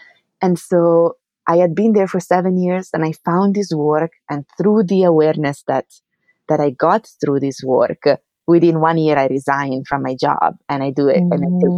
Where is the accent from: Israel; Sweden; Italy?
Italy; English is a second language; moved away as an adult; now in New York, United States; because I came here from Italy to, you know, to do my research. I was a graduate student when I moved, then I got my PhD here at City College, and then I stayed to work as a postdoc.